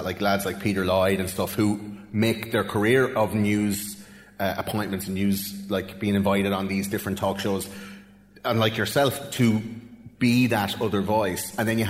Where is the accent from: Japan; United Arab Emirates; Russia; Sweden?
Russia; I'm actually Russian.